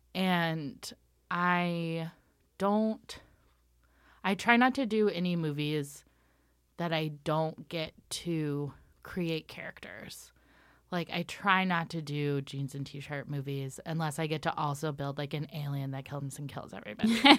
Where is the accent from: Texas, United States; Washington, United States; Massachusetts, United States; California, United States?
Washington, United States; Ellensburg; I am from Washington State. Um, I'm from a town called Ellensburg, and it's a rodeo town